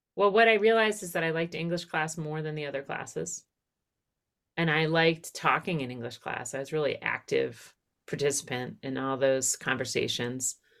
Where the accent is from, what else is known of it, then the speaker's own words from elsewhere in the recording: outside of Philadelphia, Pennsylvania, United States; I grew up outside of Philadelphia.